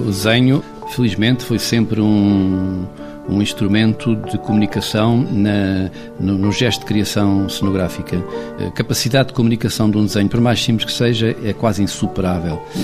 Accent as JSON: {"language": "Portuguese", "town": "Castelo Branco", "region": "Centro", "country": "Portugal", "tie": "born or raised there", "said": "eu nasci em Castelo Branco"}